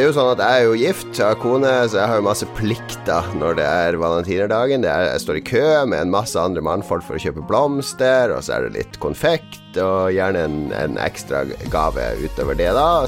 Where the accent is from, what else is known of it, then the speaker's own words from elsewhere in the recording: Elverum, Innlandet, Norway; now in Hamar, Norway; jeg er opprinnelig fra Elverum, så ikke lange stykker